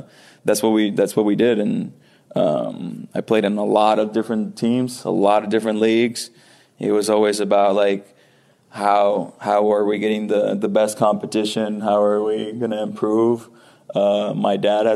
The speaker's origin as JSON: {"language": "English", "country": "Puerto Rico", "tie": "born or raised there", "moved": "yes", "said": "growing up in Puerto Rico, baseball is definitely a number one sport."}